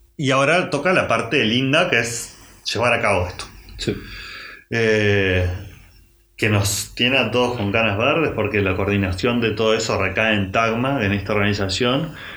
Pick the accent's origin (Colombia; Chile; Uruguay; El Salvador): Uruguay; Montevideo; somos unos gurises de Montevideo